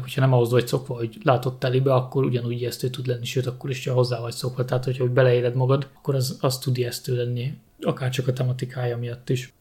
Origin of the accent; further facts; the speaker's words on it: Hungary; Budapest mellett nőttem föl, Budapestre bejárósan